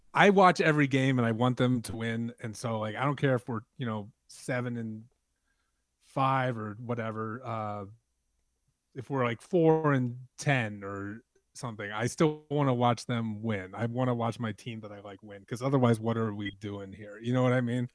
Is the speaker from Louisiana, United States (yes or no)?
yes; New Orleans, Louisiana, United States; I'm from New Orleans, but my dad is from Chicago